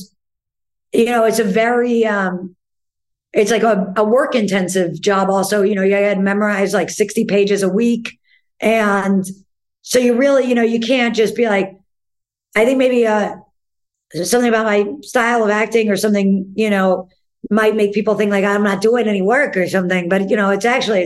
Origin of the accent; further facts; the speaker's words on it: New York, United States; being a New Yorker because, you know, you grow up with people like Jack and Lazaro